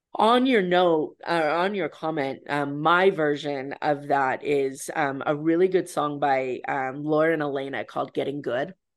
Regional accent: Idaho, United States; moved away; my hometown in Idaho

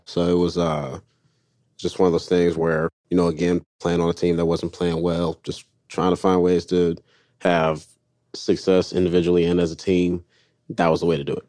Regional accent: North Carolina, United States; I'm from North Carolina

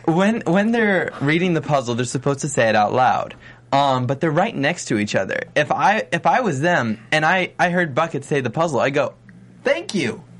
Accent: Las Vegas, Nevada, United States; I was born and raised in Vegas.

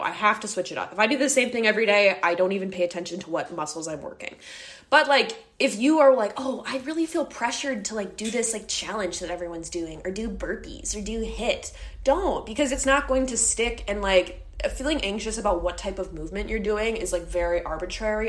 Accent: Midwest, United States; We're both from the Midwest

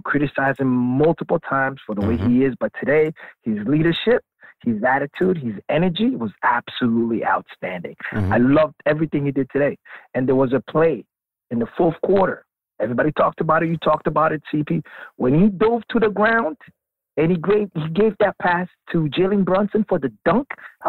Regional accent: Toronto, Ontario, Canada; I'm from Canada.

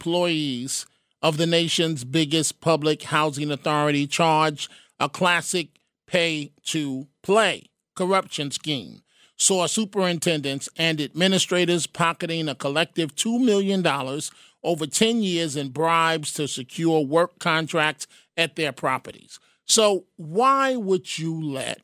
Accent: New York City, New York, United States; in my day growing up in the Bronx

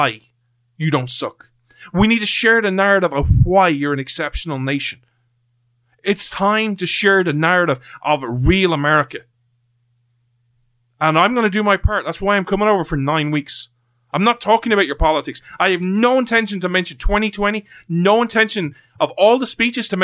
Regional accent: Ireland; I'm from Ireland

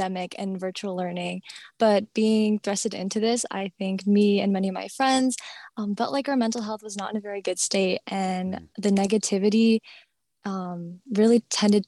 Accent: Minnesota, United States; I'm from Minnesota

